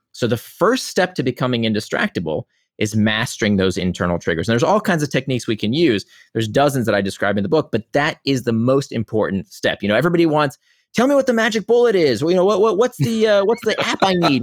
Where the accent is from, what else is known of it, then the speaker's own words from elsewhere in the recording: Israel; I was born in Israel